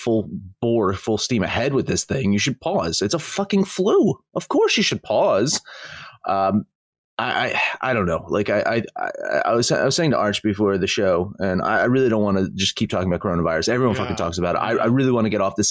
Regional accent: New Jersey, United States; I'm from New Jersey.

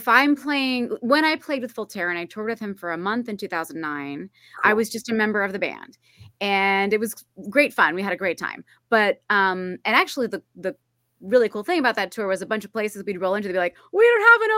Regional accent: California, United States; The short version of the long story is that I'm from California. I moved around a lot as a kid, but I'm from California.

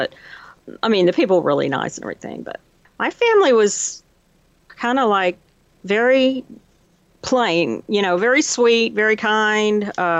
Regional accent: Plano, Texas, United States; Plano, north of Dallas.

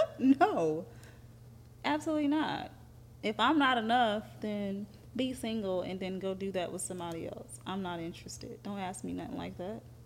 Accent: Athens, Georgia, United States; I'm from Athens.

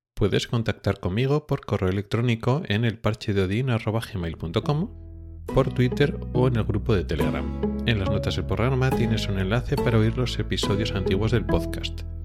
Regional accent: Spain; moved away as an adult; now in Gothenburg, Sweden; venimos de España

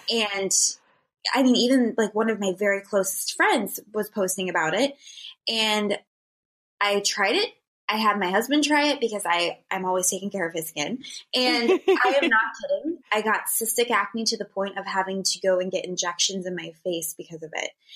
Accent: Northeast Ohio, United States; moved away as an adult; now in California, United States; I'm from Ohio

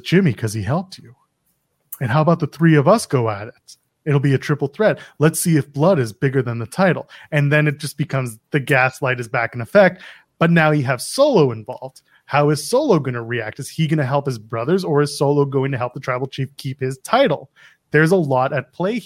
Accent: Canada; I'm Canadian.

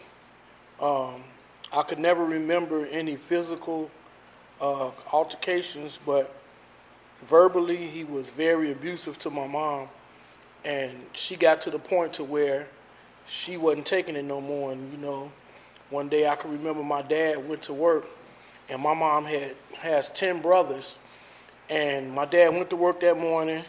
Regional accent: Chicago, Illinois, United States; I grew up, born and raised in Chicago

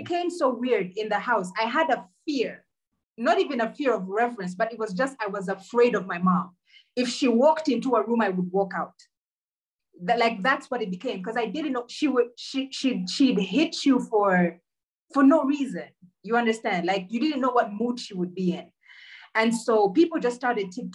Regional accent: Uganda; we grew up in Uganda

